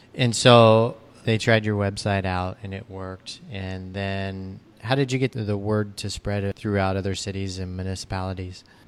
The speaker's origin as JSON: {"language": "English", "region": "Missouri", "country": "United States", "tie": "born or raised there", "said": "I grew up in Missouri"}